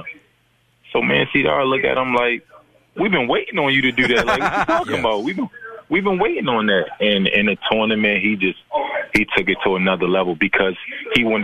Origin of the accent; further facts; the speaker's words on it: Baltimore, Maryland, United States; moved away; also born or lived in Memphis; I'm from Baltimore.